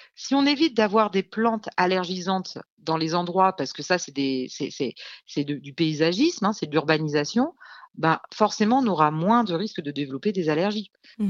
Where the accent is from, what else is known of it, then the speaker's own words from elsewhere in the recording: Lyon, Auvergne-Rhône-Alpes, France; moved away; also born or lived in south of France; je suis lyonnaise à la base